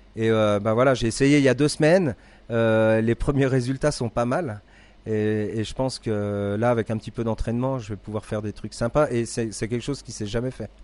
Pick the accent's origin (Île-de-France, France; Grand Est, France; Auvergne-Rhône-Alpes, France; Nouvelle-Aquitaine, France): Nouvelle-Aquitaine, France; Deux-Sèvres; moved away as an adult; also born or lived in Valais, Switzerland; now in Crans-Montana, Switzerland; je suis français des, Deux-Sèvres